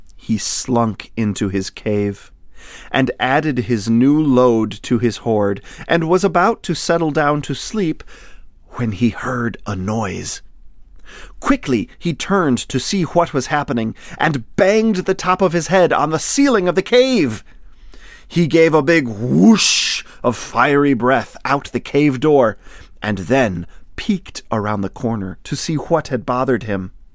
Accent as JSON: {"language": "English", "area": "northern Lower Peninsula", "region": "Michigan", "country": "United States", "said": "I'm from Michigan, too. Yay! I'm from the, uh, the northern lower peninsula"}